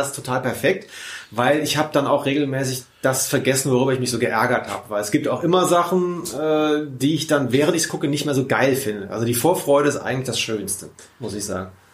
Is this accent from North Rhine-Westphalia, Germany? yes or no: yes; Cologne, North Rhine-Westphalia, Germany; bin auch aus Köln